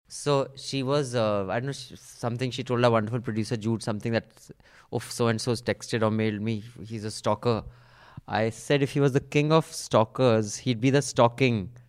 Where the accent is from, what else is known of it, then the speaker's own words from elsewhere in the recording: Dehradun, Uttarakhand, India; my hometown is Dehradun